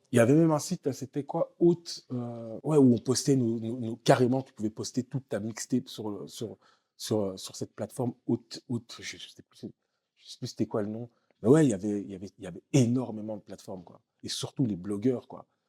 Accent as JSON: {"language": "French", "town": "Waterloo", "region": "Wallonia", "country": "Belgium", "tie": "born or raised there", "also_born_or_lived": "Congo / Kinshasa", "moved": "as an adult", "lives_now": "Marrakech, Morocco", "said": "James Dino, avec qui j'ai grandi à Waterloo"}